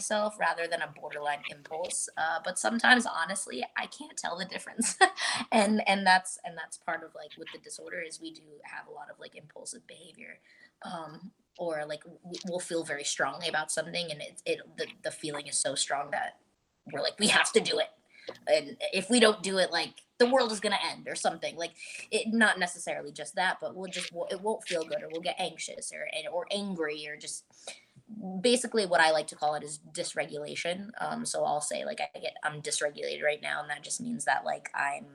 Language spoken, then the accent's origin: English; Montvale, New Jersey, United States; moved away as an adult; now in Los Angeles, United States; was originally born and raised in Montvale, New Jersey